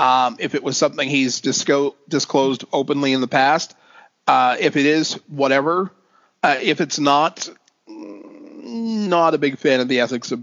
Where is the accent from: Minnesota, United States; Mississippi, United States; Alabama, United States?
Minnesota, United States; Minneapolis; Growing up outside of Minneapolis, I always felt sheltered from racism.